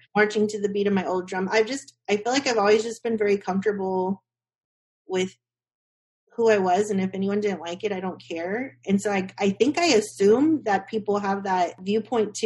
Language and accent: English; Austin, Texas, United States; growing up in Austin, keep Austin weird